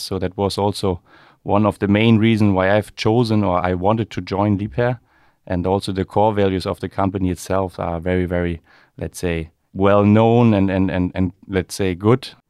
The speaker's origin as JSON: {"language": "English", "town": "Rostock", "region": "Mecklenburg-Vorpommern", "country": "Germany", "tie": "born or raised there", "said": "growing up in Rostock, uh, there's always a connection to the maritime environment or industry."}